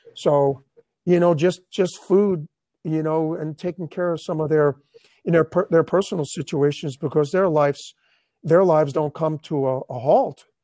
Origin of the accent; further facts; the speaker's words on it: New York, United States; moved away as an adult; now in Tampa Bay, United States; I'm from New York